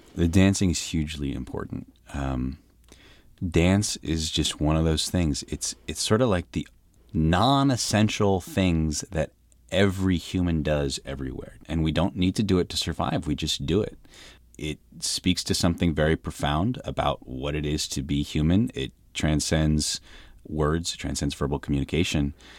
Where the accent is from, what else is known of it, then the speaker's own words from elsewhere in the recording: United States; People saw me, they knew I was American